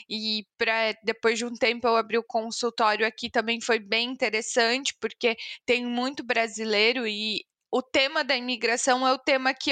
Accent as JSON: {"language": "Portuguese", "region": "São Paulo", "country": "Brazil", "tie": "born there", "also_born_or_lived": "Curitiba", "accent": "São Paulo", "said": "Eu nasci em São Paulo, toda a minha família é de lá. E aí, os últimos seis anos antes de vir pra cá foram em Curitiba."}